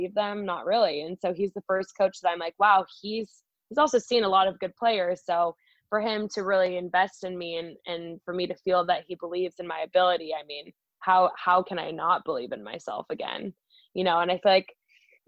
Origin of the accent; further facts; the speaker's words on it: Idaho, United States; moved away as an adult; also born or lived in Chicago / Houston; now in Tacoma, United States; I'm from Idaho, so I'm used to having hills and mountains